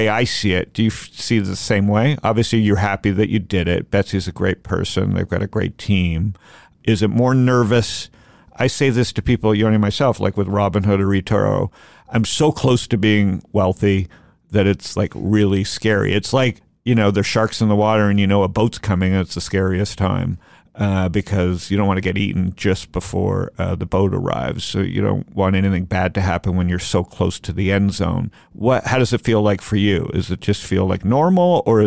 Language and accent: English; Canada; I grew up in Canada